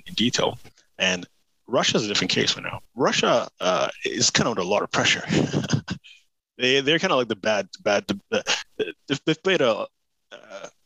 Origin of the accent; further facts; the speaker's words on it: United Kingdom; I speak as a Brit